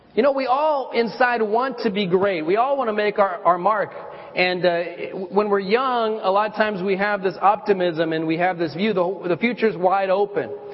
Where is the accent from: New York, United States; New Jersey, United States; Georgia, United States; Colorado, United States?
Colorado, United States; I, I lived in, uh, I grew up in Colorado